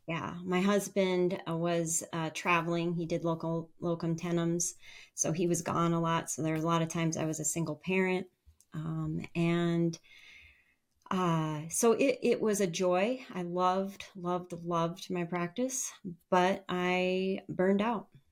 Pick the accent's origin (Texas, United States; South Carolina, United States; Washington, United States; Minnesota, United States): Minnesota, United States; northern; eventually we settled in my hometown in northern Minnesota